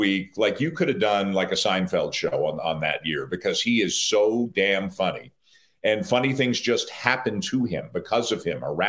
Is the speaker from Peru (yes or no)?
no; Toronto, Ontario, Canada